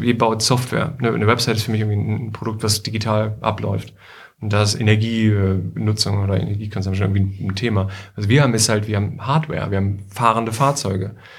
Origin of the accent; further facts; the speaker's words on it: Bad Nenndorf, Lower Saxony, Germany; moved away as an adult; also born or lived in China / Paris / Berlin; now in Hanover, Germany; Ich bin nämlich irgendwie auch ähm, Hannoveraner Schaumburger eigentlich. Also ich komme so ein bisschen aus mhm. Bad Nender.